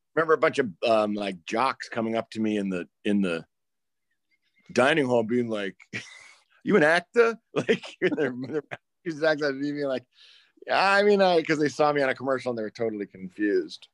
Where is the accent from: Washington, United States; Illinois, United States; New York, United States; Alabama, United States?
Illinois, United States; Chicago; born or raised there; also born or lived in Maine